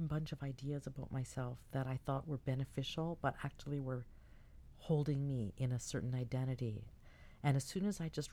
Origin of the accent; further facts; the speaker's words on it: Toronto, Ontario, Canada; I was from Toronto